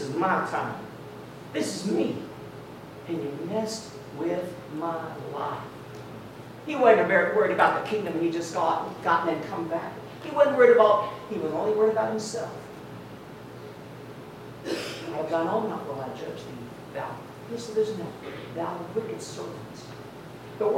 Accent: Tennessee, United States; moved away; Now I'm from Tennessee. We are good-looking folk up there

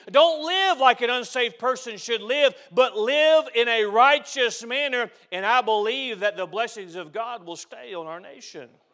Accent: United States; I'm an American

